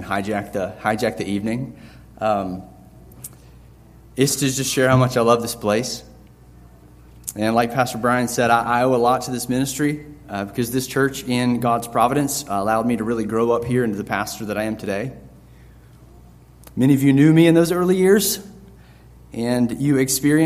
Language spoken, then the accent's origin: English; North Carolina, United States; now in Lynchburg, United States; I was born in North Carolina, so definitely a Tar Heel